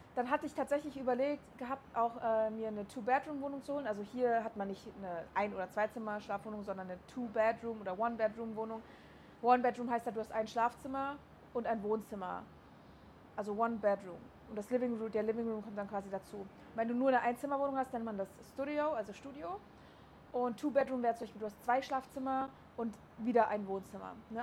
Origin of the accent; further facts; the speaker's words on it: Berlin, Germany; moved away as an adult; also born or lived in Chemnitz; now in Dubai, United Arab Emirates; ich bin aus Berlin